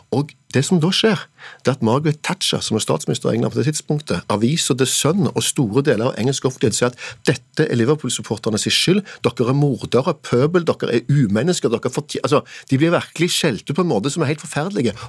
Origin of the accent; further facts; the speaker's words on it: Norway; for meg som nordmann